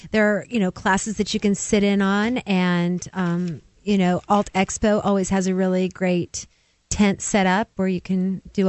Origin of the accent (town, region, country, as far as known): West Coast, United States; now in Tennessee, United States